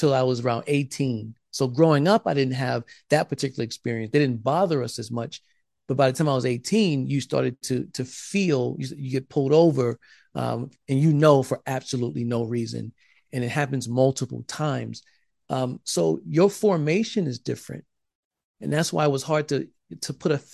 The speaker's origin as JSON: {"language": "English", "region": "South Carolina", "country": "United States", "tie": "born or raised there", "said": "I grew up in South Carolina"}